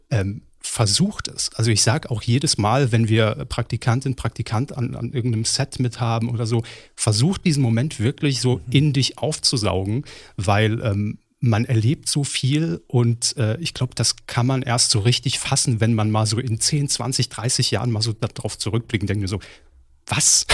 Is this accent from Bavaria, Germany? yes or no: no; Saarland, Germany; moved away; Saarland, in meiner Heimat